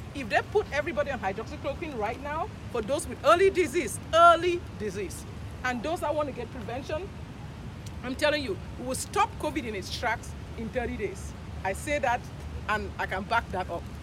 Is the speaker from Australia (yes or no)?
no; Cameroon; moved away as an adult; also born or lived in Nigeria; now in Houston, United States; I'm, I'm from Cameroon originally, and I went to medical school in Nigeria